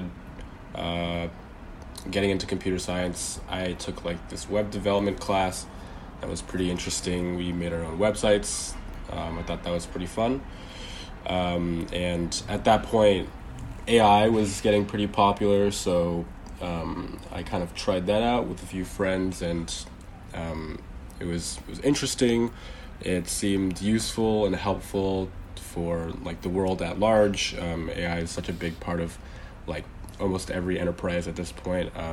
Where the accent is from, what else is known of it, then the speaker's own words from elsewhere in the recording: Bay Area, California, United States; I'm from the Bay Area in California, so there's a pretty big emphasis on tech.